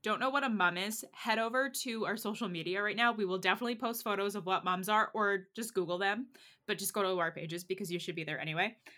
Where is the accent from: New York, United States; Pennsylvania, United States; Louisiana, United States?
Pennsylvania, United States; now in Texas, United States; I grew up in Pennsylvania